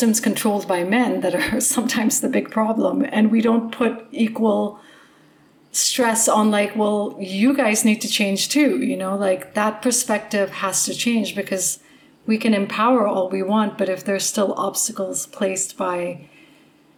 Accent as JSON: {"language": "English", "country": "India", "said": "I am Indian"}